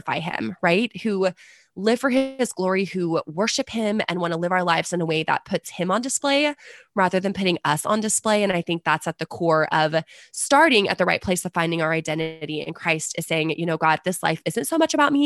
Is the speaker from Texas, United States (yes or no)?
yes; San Antonio, Texas, United States; I'm from San Antonio